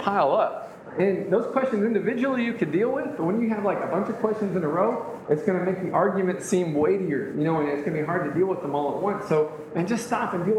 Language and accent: English; United States; being born in the United States